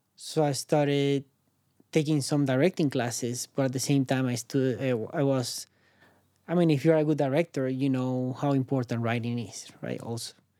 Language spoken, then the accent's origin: English; Caracas, Capital District, Venezuela; English is a second language; moved away as an adult; now in San Francisco, United States; where I'm from, Caracas, I'm from Caracas, Venezuela